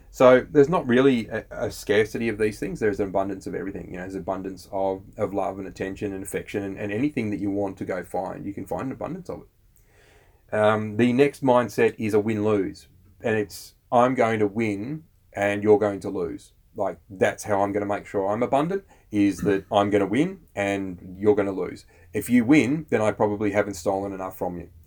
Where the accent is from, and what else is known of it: Australia